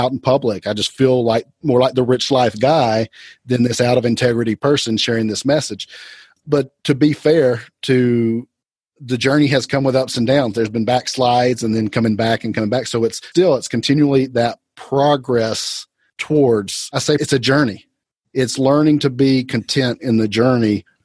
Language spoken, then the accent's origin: English; Atlanta, Georgia, United States; also born or lived in Athens, Georgia; I was born in Atlanta, went to school in Athens at the University of Georgia, about an hour away, and came back to Atlanta.